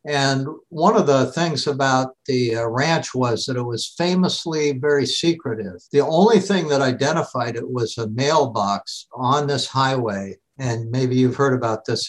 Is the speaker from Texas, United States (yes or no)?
no; Seattle, Washington, United States; I grew up in Seattle.